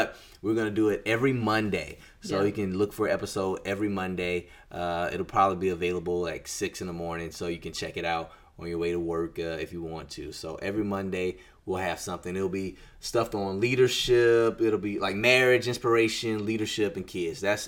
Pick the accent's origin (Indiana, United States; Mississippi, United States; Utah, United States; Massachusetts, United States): Mississippi, United States; she went back to her hometown, which is Virginia, and I went back to my hometown, which is Mississippi.